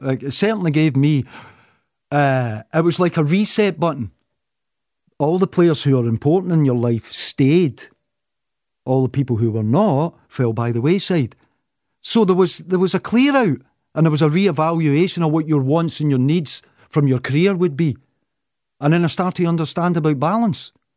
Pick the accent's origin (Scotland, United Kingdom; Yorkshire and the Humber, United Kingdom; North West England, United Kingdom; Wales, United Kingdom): Scotland, United Kingdom; Clydebank; moved away; I still could go back to my ho, my hometown of Clyde Bank